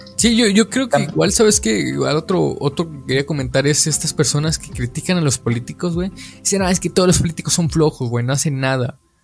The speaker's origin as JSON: {"language": "Spanish", "country": "Mexico", "said": "como mexicanos eh, vemos"}